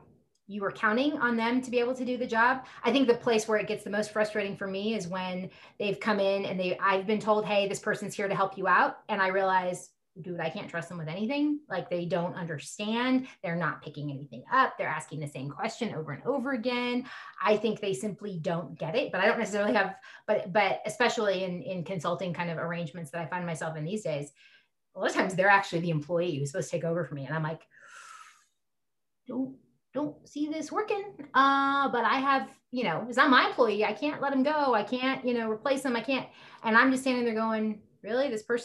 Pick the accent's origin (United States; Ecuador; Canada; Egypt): United States; California; now in Colorado, United States; I'm an atheist from California, living in Colorado.